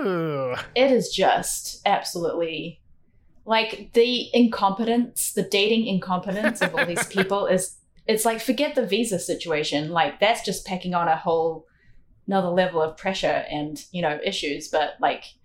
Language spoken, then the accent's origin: English; Auckland, New Zealand; moved away as an adult; also born or lived in Vienna, Austria; now in Austin, United States; Austin feels a lot like Auckland, which is my hometown